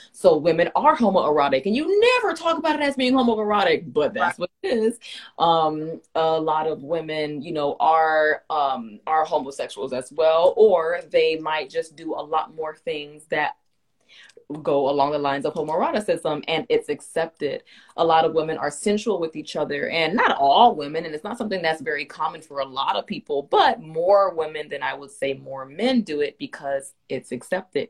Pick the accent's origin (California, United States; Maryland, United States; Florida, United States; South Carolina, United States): Florida, United States; Miami; I grew up in Miami, we not the most friendly